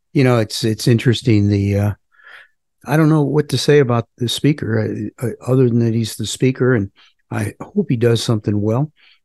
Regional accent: United States; First, I'm an American.

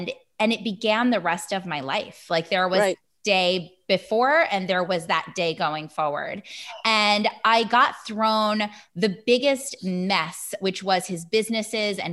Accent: Hudson Valley, upstate New York, United States; I'm from the Hudson Valley in upstate-ish New York

